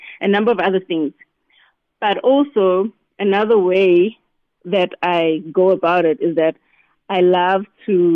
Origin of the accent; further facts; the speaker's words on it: Newcastle, KwaZulu-Natal, South Africa; also born or lived in Cape Town; I grew up in Newcastle